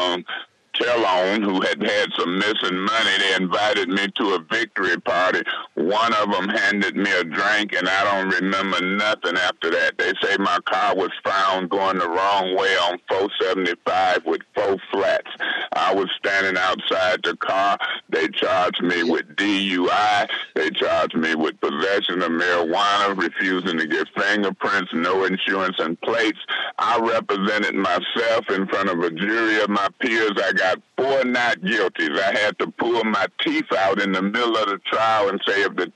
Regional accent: Flint, Michigan, United States; I was fixing to be the mayor of my hometown

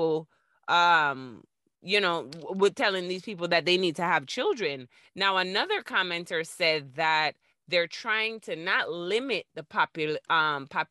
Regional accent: Florida, United States; I'm from Florida

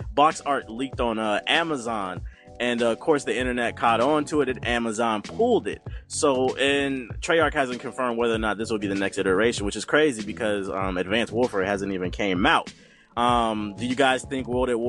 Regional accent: United States; I'm American.

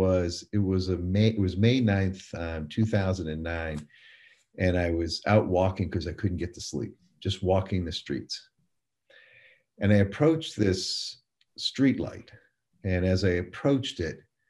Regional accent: Portland, Maine, United States; now in North Carolina, United States; I grew up in Portland, Maine, New Englander, that now lives in North Carolina

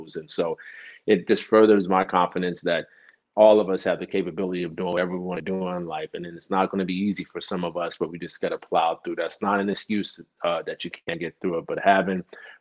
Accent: Newark, New Jersey, United States; when we were high school students and growing up in Newark, New Jersey

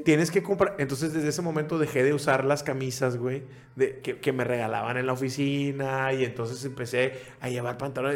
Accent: Nuevo Laredo, Tamaulipas, Mexico; Yo soy de Nuevo Laredo

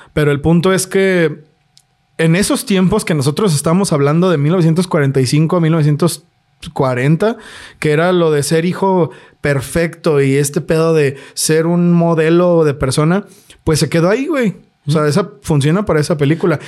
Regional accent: Guadalajara, Jalisco, Mexico; nosotros somos de Guadalajara

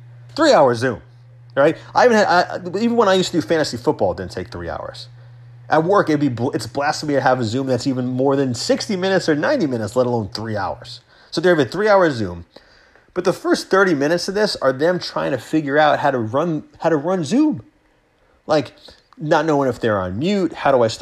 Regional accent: Long Island, New York, United States; now in Westchester, United States; I grew up on Long Island. I lived there for the first, you know, 17, almost 18 years of my life before college

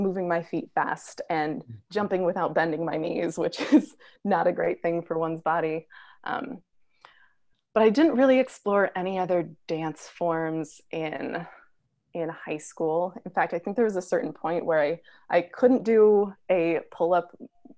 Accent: Southern California, United States; I grew up in Southern California

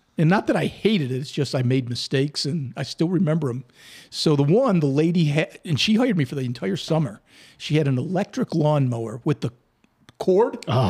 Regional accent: outside of Buffalo, New York, United States; the town I grew up in outside of Buffalo had a thing called Rent-A-Kid.

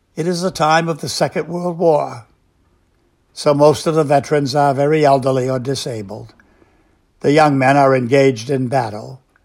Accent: United States; we Americans

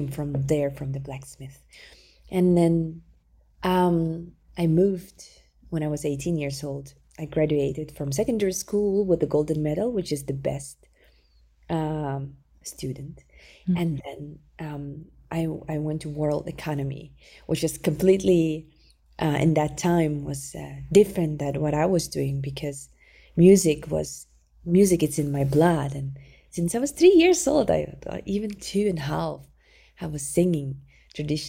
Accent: Sakha Republic, Russia; moved away; I was born in Republic of Sakha Yakutia. It's the official name of my homeland, Republic of Sakha.

